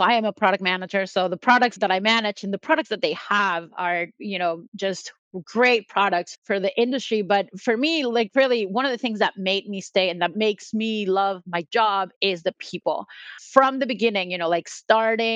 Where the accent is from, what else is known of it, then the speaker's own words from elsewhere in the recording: Mexico; first language Spanish; English is a second language; moved away as an adult; also born or lived in United States; now in New York, United States; So I'm originally from Mexico. So I started for mechatronics engineering in Mexico, and then I moved to the US.